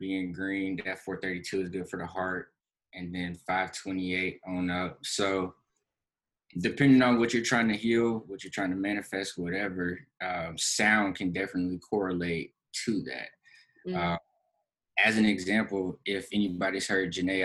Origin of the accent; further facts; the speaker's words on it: Florida, United States; where I grew up in Florida